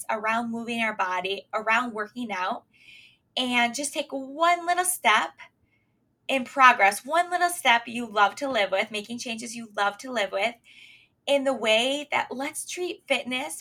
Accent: Michigan, United States; also born or lived in Pennsylvania; now I'm back in our home state, or my home state, Michigan

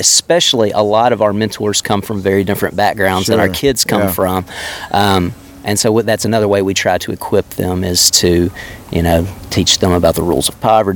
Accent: the Delta, East Arkansas, United States; now in North Little Rock, United States; I'm from East Arkansas, the Delta, so I'm from the country

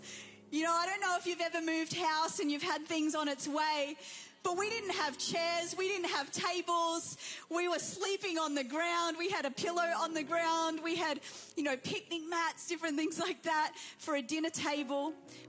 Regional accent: New Zealand; also born or lived in England; now in Australia; My parents, my dad is Persian, my mum is Irish. I was born in England, raised in New Zealand, and now live in Australia.

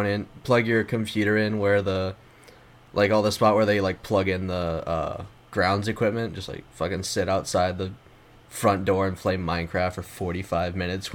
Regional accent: Houston, Texas, United States

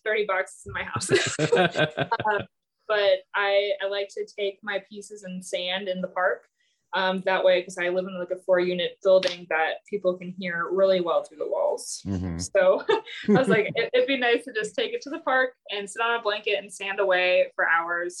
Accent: Minnesota, United States; moved away as an adult; also born or lived in Virginia; now in St. Louis, United States; I'm from Minnesota originally

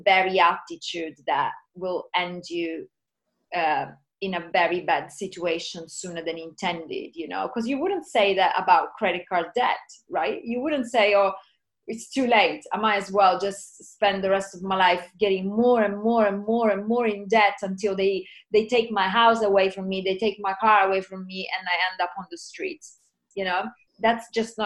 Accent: Sicily, Italy; I'm from Sicily in Italy

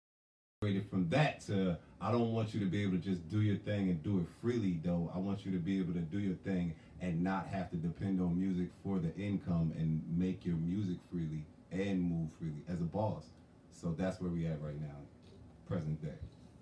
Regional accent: New Jersey, United States; also born or lived in South Carolina; now in Philadelphia, United States; I was born, you could say Jersey. I mean, I was born in Jersey.

